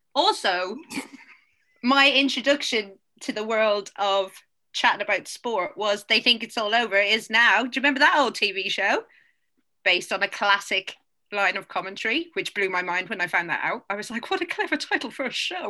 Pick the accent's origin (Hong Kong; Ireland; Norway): Ireland; People make fun of my accent, and I am Irish.